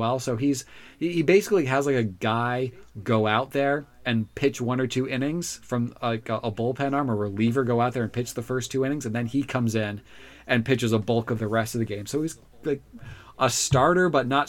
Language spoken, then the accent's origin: English; Orlando, Florida, United States; I'm from Orlando